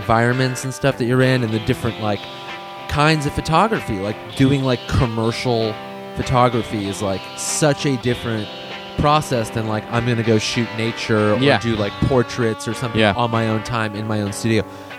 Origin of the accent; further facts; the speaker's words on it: California, United States; I'm from California.